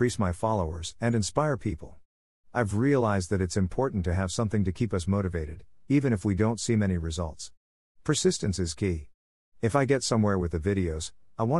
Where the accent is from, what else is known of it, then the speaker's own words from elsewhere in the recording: Italy; now in New York City, United States; I'm from Italy